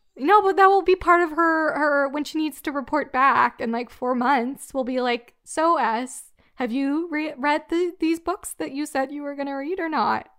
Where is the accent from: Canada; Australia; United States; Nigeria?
Canada; I'm Canadian